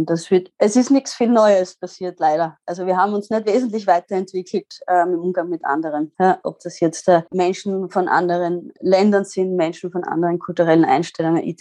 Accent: Styria, Austria; Ich bin am Bauernhof aufgewachsen in der Südsteiermark mit Äpfel, Landwirtschaft und habe dann die Technik für mich entdeckt

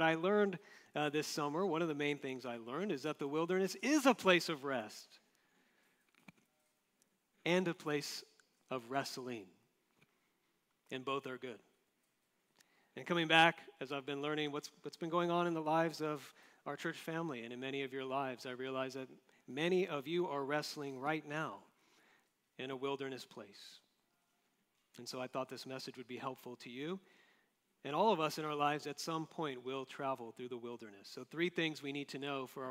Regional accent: Florida, United States; Growing up in Florida in the East Coast

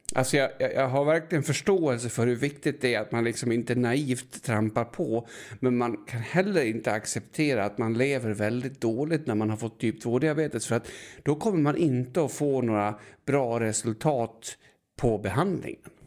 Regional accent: Enviken, Dalarna County, Sweden; jag är från Enviken

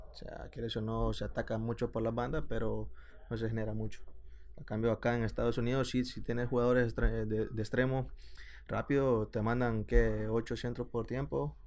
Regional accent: El Salvador; moved away as an adult; now in Sacramento, United States; como salvadoreño yo te digo

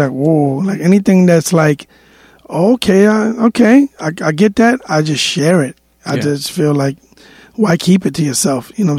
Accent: New York City, New York, United States; also born or lived in Dominican Republic (ancestry); I actually was born, I lived on 104th Street and Columbus Avenue till I was...

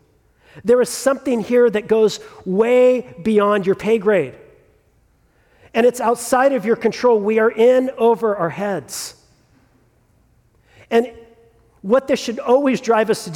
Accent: Southern California, United States; also born or lived in Sierra Madre, California; I grew up in Southern California, and so I grew up with the terror of two things as a child of the 80s in Southern California

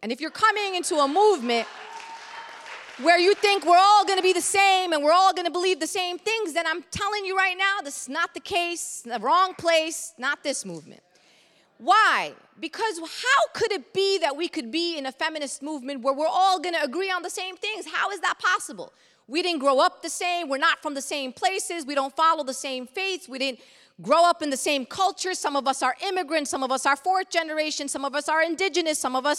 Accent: Brooklyn, New York, United States; I come Palestinian and Muslim. I come a socialist. I come a progressive. I come from Brooklyn.

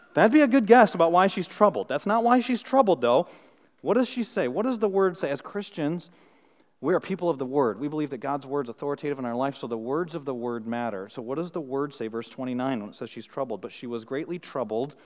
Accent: Flint, Michigan, United States; moved away; I'm from Flint, Michigan

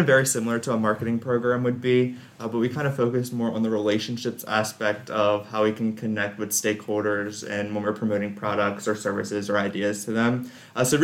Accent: Salisbury, Maryland, United States; moved away as an adult; now in Lexington, United States; I'm actually originally from Salisbury, Maryland, so about 10 hours east of Lexington

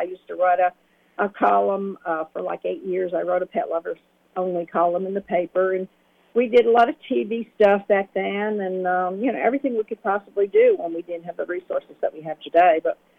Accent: New Jersey, United States; moved away; Because I was from New Jersey, and we already had our spay-neuter programs going up there

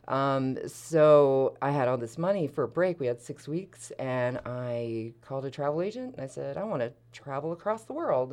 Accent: Philadelphia, Pennsylvania, United States; moved away; I'm from suburban Philadelphia

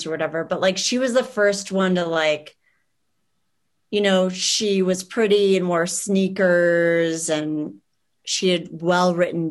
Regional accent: Minnesota, United States; moved away; also born or lived in Boston; I was born in Minnesota, but I was in Boston for a while and I did performance art there

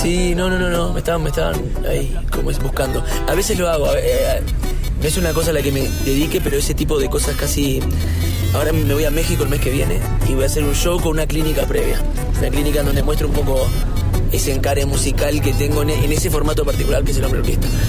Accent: Uruguay; en mi país la milonga, el, candombe, la murga, son los géneros folclóricos típicos

